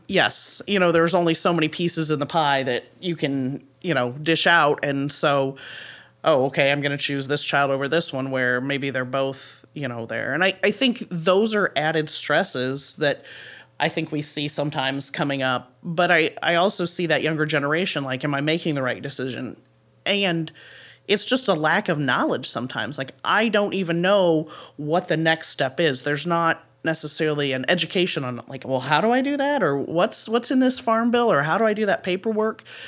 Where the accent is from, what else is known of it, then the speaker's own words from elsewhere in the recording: Paulding County, Northwest Ohio, United States; I grew up in Paulding County, and so this is home for me, um, Northwest Ohio